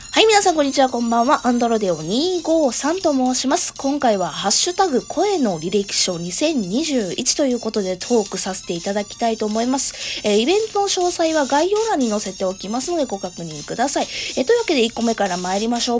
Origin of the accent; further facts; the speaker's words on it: Kansai, Japan; accent: Kansai dialect; moved away as an adult; now in Kanto, Japan; 生まれも育ちも実は関西ですね。実はっていうか、もう関西弁で丸分かりなんですけども